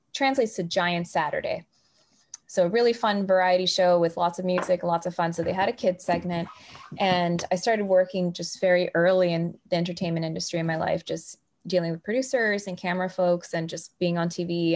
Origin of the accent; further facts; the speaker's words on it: Miami, Florida, United States; now in Tennessee, United States; I was raised in Miami, Florida, and I grew up in a bilingual household